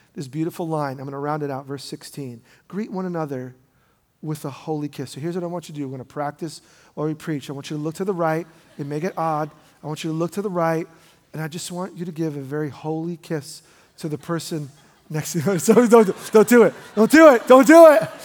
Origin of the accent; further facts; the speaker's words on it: New York, United States; I grew up in New York